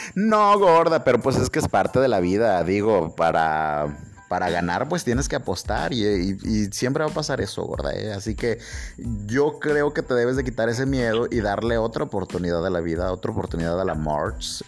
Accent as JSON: {"language": "Spanish", "country": "Mexico", "said": "Yo soy un mexicano"}